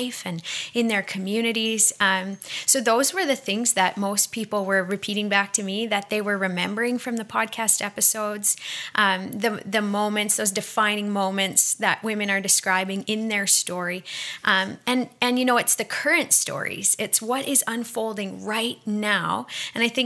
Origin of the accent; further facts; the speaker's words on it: Australia; now in Montreal, Canada; from Australia living in Montreal